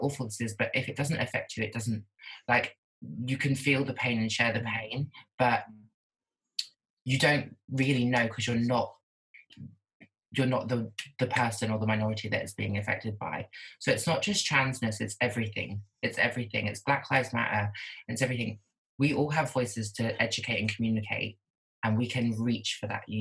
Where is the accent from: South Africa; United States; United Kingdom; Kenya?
United Kingdom; Norwich, East of England; now in London, United Kingdom; I'm not from London, so it's not diverse. I'm from Norwich. And but even more so, I was in school in a small town.